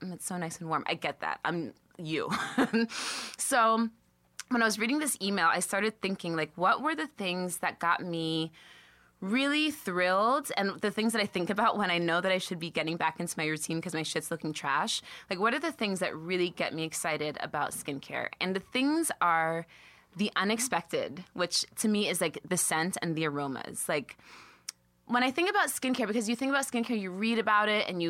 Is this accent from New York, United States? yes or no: yes; the Catskills, New York, United States; I'm from the Catskills